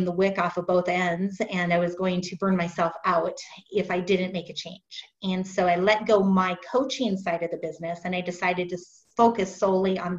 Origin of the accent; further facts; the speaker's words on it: Fargo, North Dakota, United States; I'm originally from Fargo, North Dakota. I'm sure you haven't met many people from there, but I was born there, raised there